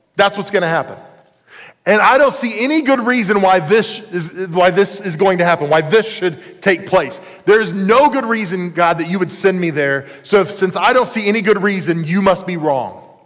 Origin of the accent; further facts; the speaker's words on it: United States; I was born in the United States of America